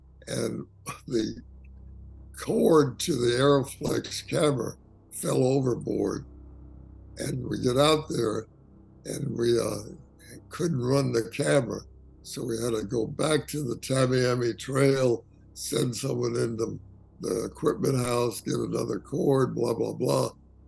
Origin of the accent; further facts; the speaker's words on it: Miami, Florida, United States; I'd lived in the Everglades because I was from Miami.